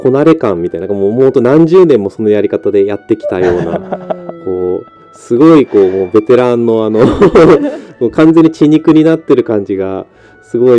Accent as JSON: {"language": "Japanese", "region": "Hokkaido", "country": "Japan", "tie": "born or raised there", "also_born_or_lived": "Hiroshima", "moved": "yes", "said": "僕が北海道出身なので"}